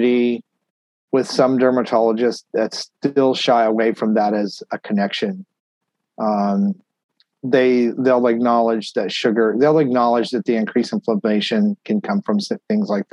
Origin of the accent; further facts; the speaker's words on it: Texas, United States; also born or lived in Tennessee / Pennsylvania; now in Florida, United States; I grew up in Texas, you know, I lived there most of my life